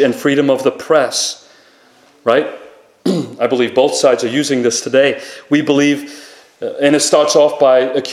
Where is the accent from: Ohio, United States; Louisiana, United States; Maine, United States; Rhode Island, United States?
Rhode Island, United States; Rhode Island, which is my home state